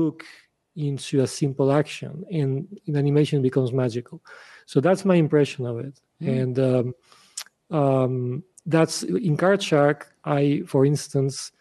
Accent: Spain; also born or lived in Russia; I was born in Russia. My father was Ukrainian. My mother is Russian. I moved very young in Spain. So my culture is mostly Spanish

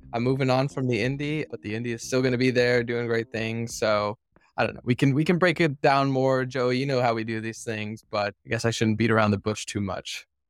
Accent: Henderson, Nevada, United States; moved away as an adult; also born or lived in Boston; now in Seattle, United States; I grew up in, in Nevada. I mean, I was born in Henderson

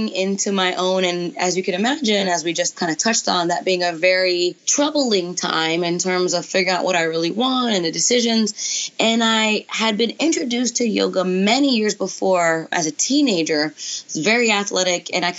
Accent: New York City, New York, United States; now in Atlanta, United States; I grew up in New York City in Brooklyn

